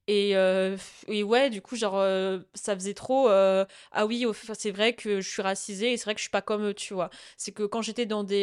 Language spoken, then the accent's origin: French; France; oui, je suis française depuis le début, je suis là, laissez-moi.